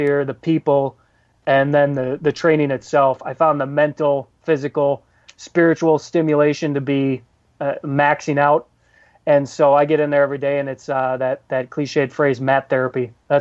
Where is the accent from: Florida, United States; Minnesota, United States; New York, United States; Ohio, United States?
Minnesota, United States; outside of Minneapolis; now in Chicago, United States; I grew up outside of Minneapolis, so I'm a Vikings guy.